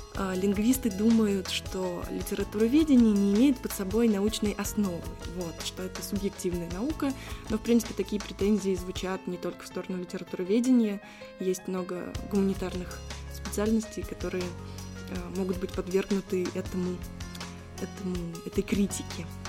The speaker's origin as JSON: {"language": "Russian", "town": "Saratov", "region": "Saratov Oblast", "country": "Russia", "tie": "born or raised there", "said": "Саратов мой родной город"}